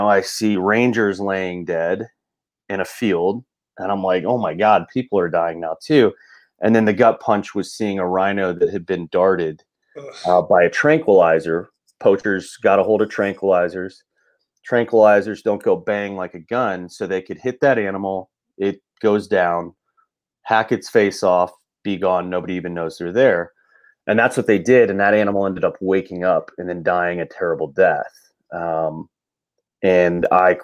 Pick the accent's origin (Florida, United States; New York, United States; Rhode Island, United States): Florida, United States; I grew up in Florida